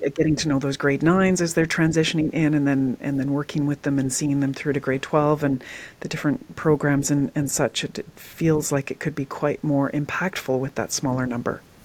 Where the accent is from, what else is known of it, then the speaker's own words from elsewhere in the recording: British Columbia, Canada; I grew up in Western Canada in, in BC